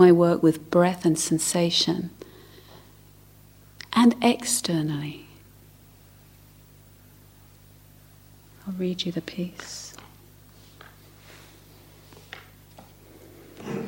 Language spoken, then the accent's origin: English; London, United Kingdom; I grew up in South London